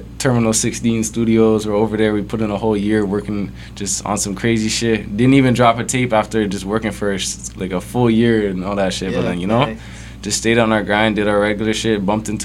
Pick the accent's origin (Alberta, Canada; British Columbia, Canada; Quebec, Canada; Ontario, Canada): Ontario, Canada; East End, Durham; I'm just from the East End, you know, just kind of Durham artist type shit